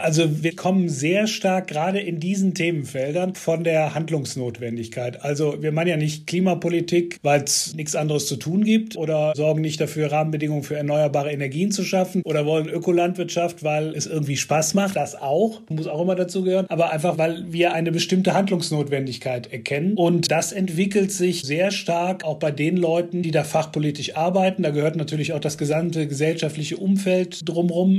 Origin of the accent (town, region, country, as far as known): Heimbach, North Rhine-Westphalia, Germany; born or raised there